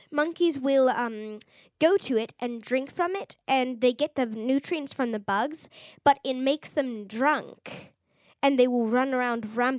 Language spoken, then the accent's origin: English; South East England, United Kingdom; I'm from Oxfordshire, and we don't exactly get fire ants there.